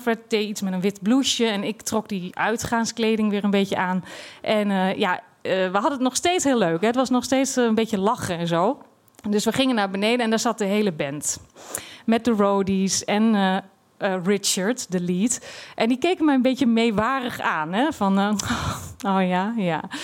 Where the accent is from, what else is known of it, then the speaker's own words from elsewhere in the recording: Twente, Overijssel, Netherlands; moved away as an adult; also born or lived in Amsterdam; Ik kom uit Twente